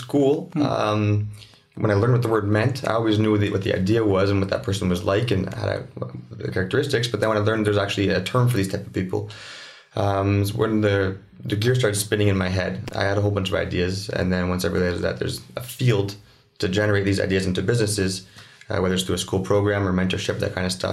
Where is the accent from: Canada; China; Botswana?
Canada; Ottawa, Ontario; I'm born and raised in Ottawa my whole life.